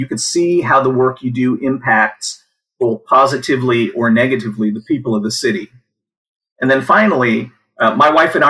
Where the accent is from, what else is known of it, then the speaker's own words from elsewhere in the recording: Washington, United States; also born or lived in Germany; I was born in Germany. We eventually, after moving around a bit, we eventually settled in the state of Washington, where I graduated from high school and attended Washington State University